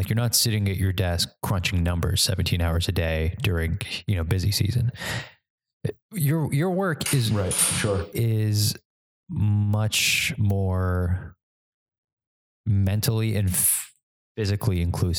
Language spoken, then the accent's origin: English; New York, United States; as a New Yorker